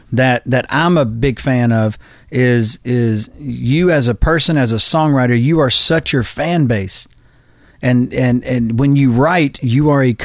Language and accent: English; Macon, Georgia, United States; I'm from Georgia too. I'm from Macon, Georgia